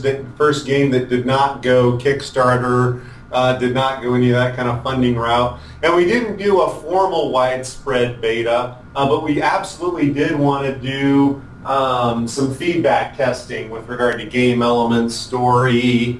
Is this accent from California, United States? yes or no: yes; San Diego, California, United States; moved away as an adult; also born or lived in Bay Area, California; now in Austin, United States; I'm from California, San Diego.